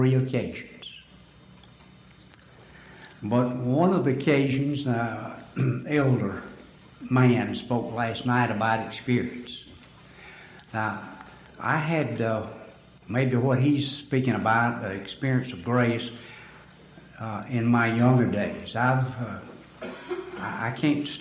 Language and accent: English; Alabama, United States; I'm from Alabama because of my voice and language